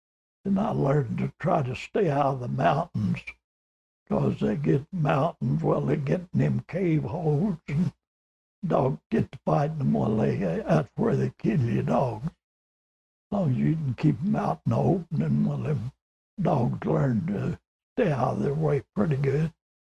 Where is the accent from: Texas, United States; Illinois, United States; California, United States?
Texas, United States; Sulphur Springs; also born or lived in Arizona; now in Young, Arizona, United States; Yeah, I was born and raised in Hopkins County, and the county seat there was Sulphur Springs, Texas. And I was raised up as a farmer.